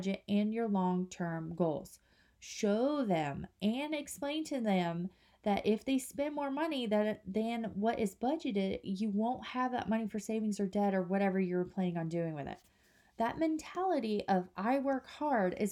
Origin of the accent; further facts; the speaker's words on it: Kansas, United States; now in North Carolina, United States; we live in North Carolina, but we're from Kansas